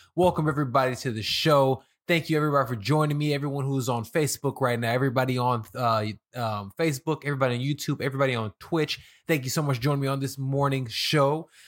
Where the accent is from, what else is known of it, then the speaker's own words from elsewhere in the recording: Chicago, Illinois, United States; moved away as an adult; now in Los Angeles, United States; I'm from Chicago. I live in L A now. Um, I moved out here during the pandemic